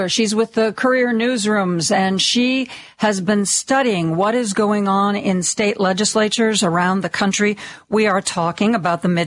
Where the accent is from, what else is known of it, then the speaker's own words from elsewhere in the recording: Ohio, United States; moved away; I was born in Ohio. You know, I grew up oh. in Ohio. I went to college in Ohio, and um, I I still have family in Ohio